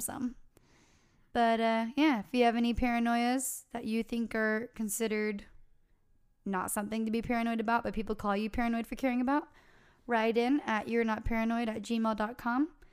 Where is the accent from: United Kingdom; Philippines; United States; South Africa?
United States; California; we're from California